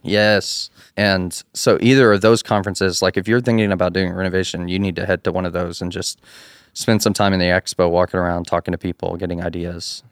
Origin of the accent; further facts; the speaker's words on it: Abilene, Texas, United States; moved away as an adult; now in Athens, Texas, United States; I'm actually from Abilene, which is West Texas